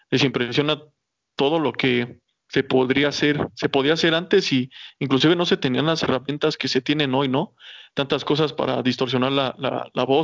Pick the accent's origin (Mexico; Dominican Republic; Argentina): Mexico; yo creo que es de los tres mejores intérpretes que ha tenido México y, no lo digo como mexicano